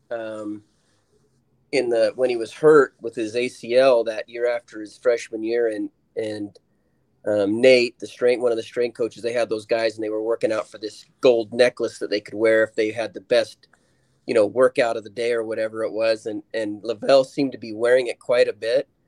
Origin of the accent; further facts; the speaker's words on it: Louisiana, United States; I'm basically from from Louisiana. I mean, I'm an adopted child from down there